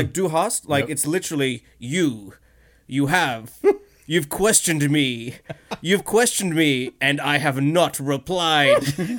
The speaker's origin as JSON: {"language": "English", "town": "Cherrybrook", "region": "New South Wales", "country": "Australia", "said": "I'm an Indian kid from Cherrybrook"}